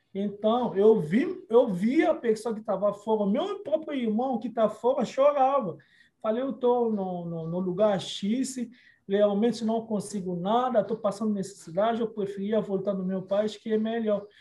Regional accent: Kinshasa, DR Congo; Portuguese is a second language; now in Brazil; República Democrática do Congo é aonde eu nasci

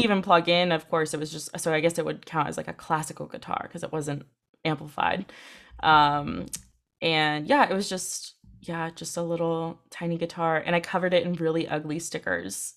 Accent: Santa Cruz, California, United States; born or raised there; also born or lived in England

